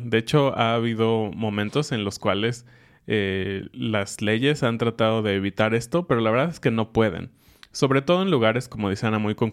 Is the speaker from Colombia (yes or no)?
no; Mexico; cosas mexicanas extrañas, chistosas, que solo pasan con mexicanos o creemos que hacemos como mexicanos.